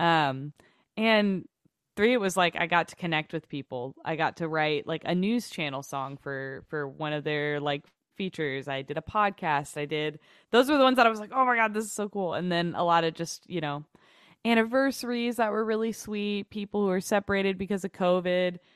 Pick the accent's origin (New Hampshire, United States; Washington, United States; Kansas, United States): Kansas, United States; Overland Park; moved away; I grew up in Overland Park, Kansas, which is, like, you know, twenty minutes outside of Kansas City